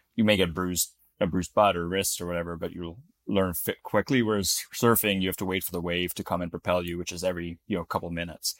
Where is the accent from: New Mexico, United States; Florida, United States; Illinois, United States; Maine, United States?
Florida, United States; moved away; also born or lived in Utah; I grew up in Florida